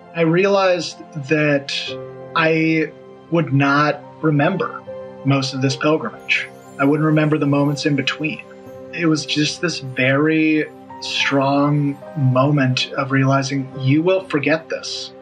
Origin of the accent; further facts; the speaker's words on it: United States; I'm an American.